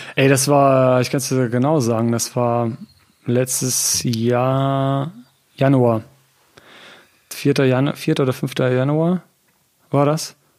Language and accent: German; Hann. Münden, Lower Saxony, Germany; now in Göttingen, Germany; ich komme ursprünglich aus Hannmünden